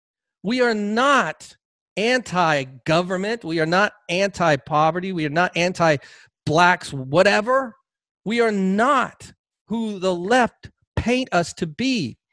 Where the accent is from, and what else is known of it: United States